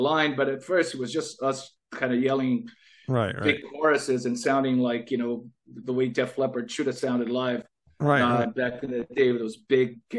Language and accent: English; California, United States; I grew up in California